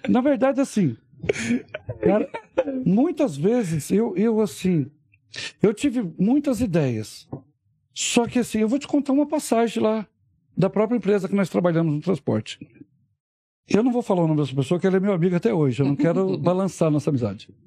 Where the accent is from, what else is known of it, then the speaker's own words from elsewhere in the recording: Rio de Janeiro, Brazil; Todo mundo pensa que eu sou mineiro. Eu sou chamado mineiro, né? eu sou carioca, cara.